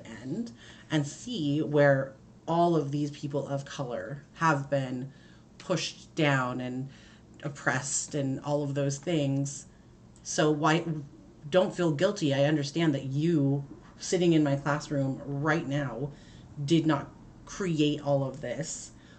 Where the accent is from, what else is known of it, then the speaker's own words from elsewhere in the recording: United States; Because I'm an American.